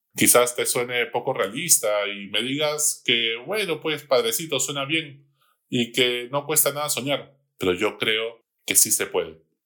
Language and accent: Spanish; Peru; Todos somos peruanos